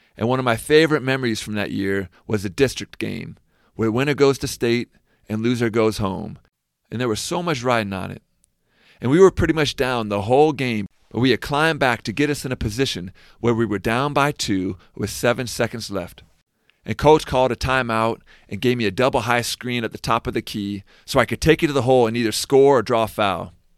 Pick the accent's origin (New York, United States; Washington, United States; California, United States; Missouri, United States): Washington, United States; Seattle; moved away as an adult; I'm from Seattle, I got to stay with my folks when I was back home